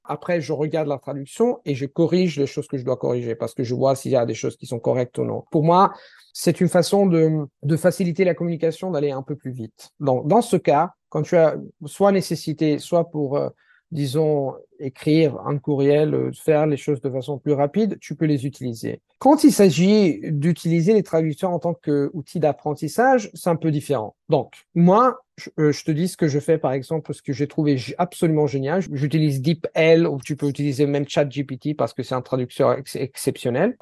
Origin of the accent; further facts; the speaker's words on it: Italy; first language Italian; French is a second language; je suis italien.